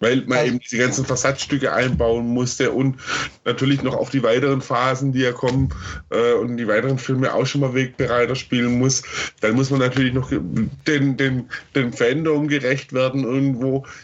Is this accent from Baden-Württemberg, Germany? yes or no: yes; Stuttgart, Baden-Württemberg, Germany; dass der erste Teil ähm, phasenweise in Stuttgart gespielt hat, meiner Heimatstadt